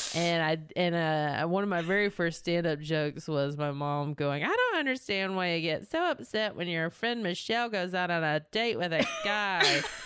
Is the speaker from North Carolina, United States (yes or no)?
yes; North Carolina, United States; moved away as an adult; now in Los Angeles, United States; I am from North Carolina.